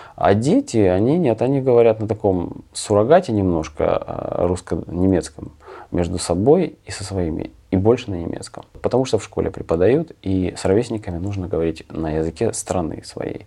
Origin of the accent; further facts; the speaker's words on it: Kremenchuk, Poltava Oblast, Ukraine; moved away as an adult; also born or lived in Germany; now in Zurich, Switzerland; я и родился в Кременчуге